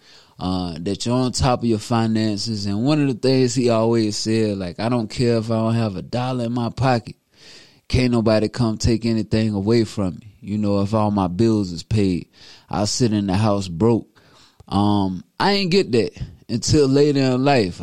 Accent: Newberry, South Carolina, United States; my hometown, Newberry, South Carolina.

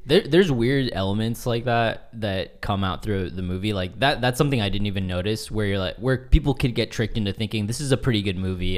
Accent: Vancouver, Washington, United States; moved away; I'm from Vancouver, Washington

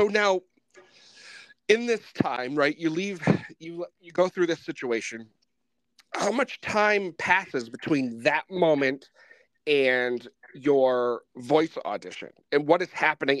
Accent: Northeast, United States; also born or lived in Boston area; growing up here in the Northeast, you know, it's Catholicism when I was a kid was the thing. That's what you were, you know, we're Irish. So you were an Irish Catholic and that was it.

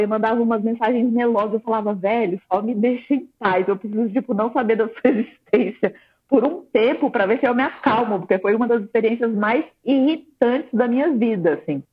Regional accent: Brasília, Federal District, Brazil; moved away; Eu sou de Brasília, estava morando em Brasília ainda

